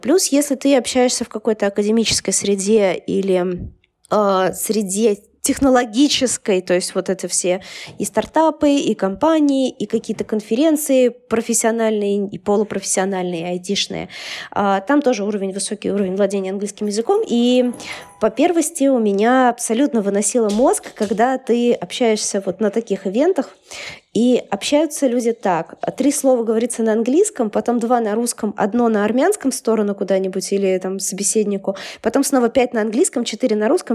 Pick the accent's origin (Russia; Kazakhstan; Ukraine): Russia; Siberia; moved away; я же из Сибири